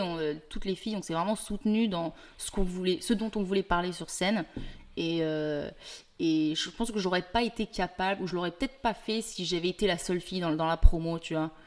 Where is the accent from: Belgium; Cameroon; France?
France; moved away as an adult; also born or lived in Paris; now in Montreal, Canada; je suis française